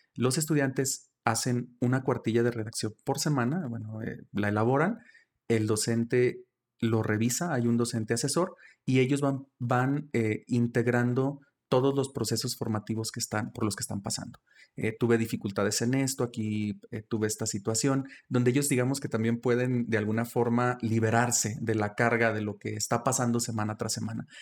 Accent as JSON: {"language": "Spanish", "town": "El Plateado de Joaquín Amaro", "region": "Zacatecas", "country": "Mexico", "tie": "born or raised there", "also_born_or_lived": "Villanueva, Zacatecas / United States", "said": "yo estudié en Villanueva, pero soy originario de, del Plateado de Joaquín Amaro, es un municipio muy pequeño"}